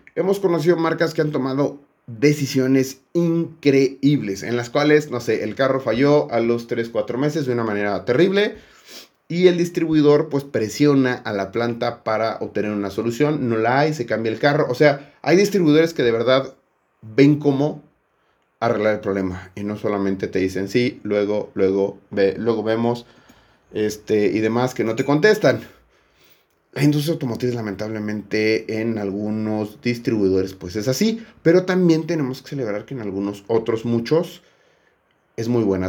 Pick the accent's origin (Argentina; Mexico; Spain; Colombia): Mexico